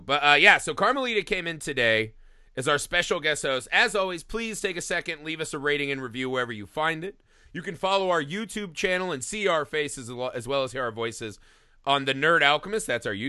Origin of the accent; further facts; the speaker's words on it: Indiana, United States; now in Los Angeles, United States; So I came from Indiana, a place where we had winters, and I moved to Los Angeles where there are none.